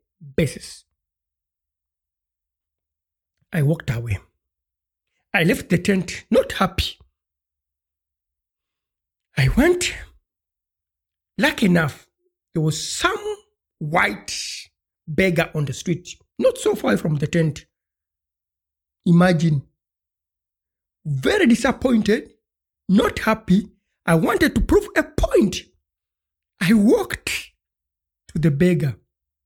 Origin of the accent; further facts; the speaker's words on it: Uganda; moved away; I come from Uganda and I'm African.